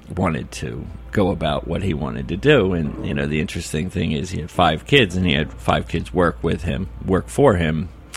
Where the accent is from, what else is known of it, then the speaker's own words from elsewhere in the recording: Philadelphia, Pennsylvania, United States; also born or lived in Rhode Island; now in New York City, United States; I grew up in Philadelphia and also in Rhode Island